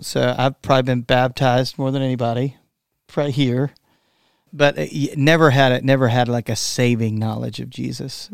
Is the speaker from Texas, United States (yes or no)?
yes; Texas, United States; I am from Texas